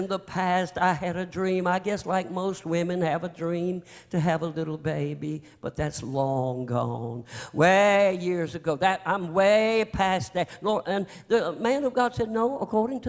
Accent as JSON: {"language": "English", "region": "North Carolina", "country": "United States", "said": "I'm from North Carolina"}